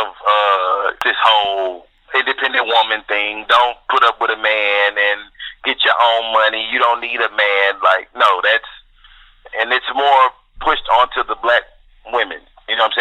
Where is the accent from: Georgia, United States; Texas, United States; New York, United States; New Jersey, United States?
Texas, United States; Houston; accent: country; I'm born out of Houston, Texas. I'm a Southern guy. You know, I have a little country in my accent